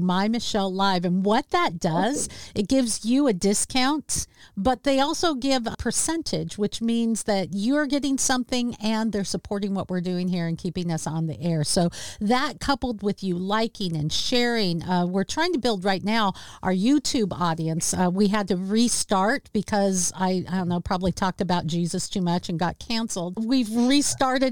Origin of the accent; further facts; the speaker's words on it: Seattle, Washington, United States; my hometown